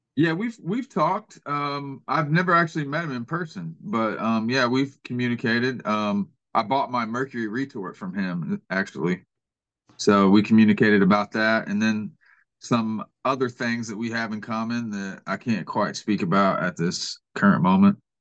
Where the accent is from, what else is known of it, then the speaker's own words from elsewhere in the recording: Kansas City, Missouri, United States; moved away as an adult; now in Georgia, United States; I'm originally from Kansas City, Missouri, and um, so I'm not a native Georgian